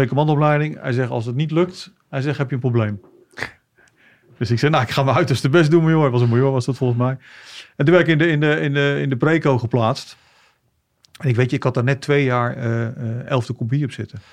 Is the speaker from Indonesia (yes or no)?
no; The Hague, South Holland, Netherlands; also born or lived in Kosovo; Opgegroeid in, in Den Haag.